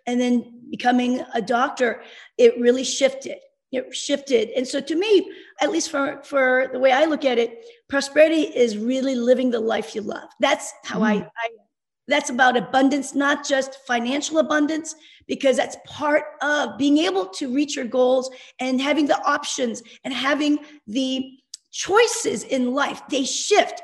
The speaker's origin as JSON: {"language": "English", "country": "South Korea", "tie": "born or raised there", "moved": "yes", "said": "I'm Korean. I was born in Korea and in the early 60s, coming from a developing country"}